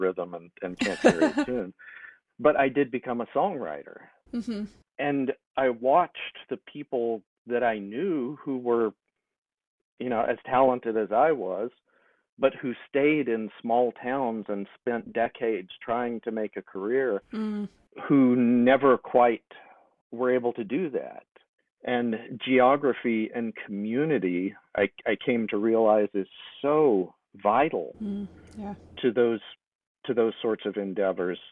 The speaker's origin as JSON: {"language": "English", "town": "Longview", "region": "Texas", "country": "United States", "tie": "born or raised there", "said": "I grew up in a relatively small town of Longview, Texas"}